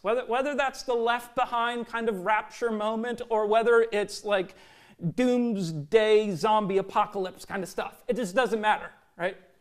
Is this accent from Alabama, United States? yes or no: no; Minnesota, United States; growing up in Minnesota